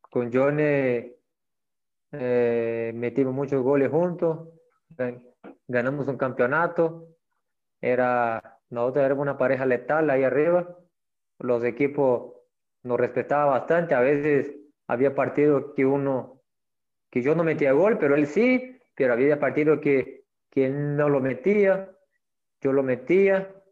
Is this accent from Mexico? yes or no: yes; Mexico; moved away as an adult; now in Guatemala; mi comienzo aquí fue en el año 2003. Me vine desde México para el eh, Deportivo Cultán.